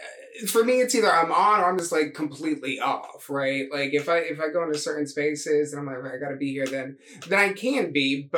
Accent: Memphis, Tennessee, United States; We grew up like in Memphis with that extended family.

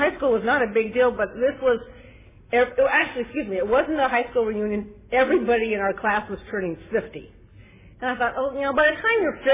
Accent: Glendale, California, United States; now in Ontario, United States; I was born and raised in Glendale, so I haven't gone too far to Ontario

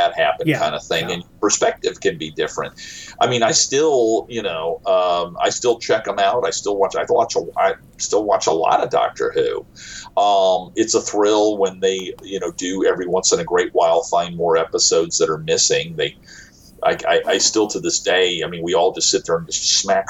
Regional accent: United States; I am from the United States

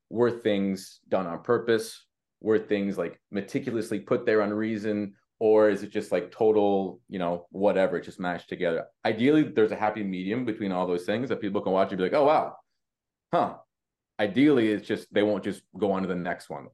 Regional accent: Canada; we're Canadian

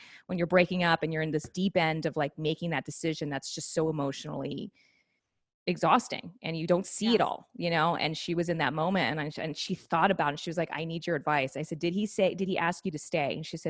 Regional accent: New York, United States; I'm a New Yorker Broadway kid.

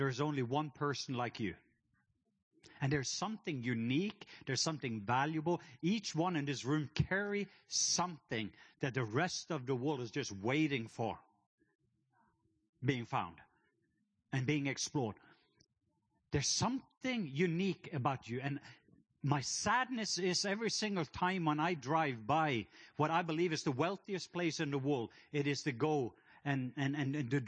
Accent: Norway; now in Atlanta, United States; I am from the country of Norway. So my accent, I'm not from Atlanta. That's just where I live.

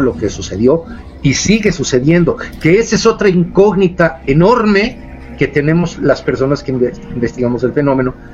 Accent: San Luis Potosí, Mexico; moved away; also born or lived in Montreal, Canada / Mexico City; yo no soy de la Ciudad de México, yo soy de San Luis Potosí

